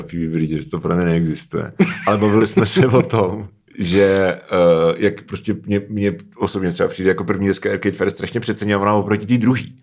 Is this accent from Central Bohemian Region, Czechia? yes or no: no; Prague, Czechia; jsem prostě z Prahy